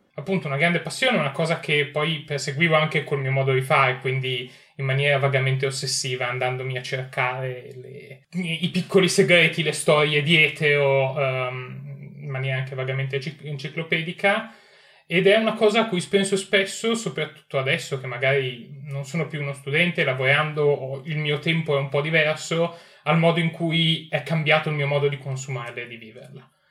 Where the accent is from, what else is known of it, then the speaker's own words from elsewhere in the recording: Piacenza, Emilia-Romagna, Italy; now in London, United Kingdom; sono originario di Piacenza ma vi parlo da Londra, vivo a Londra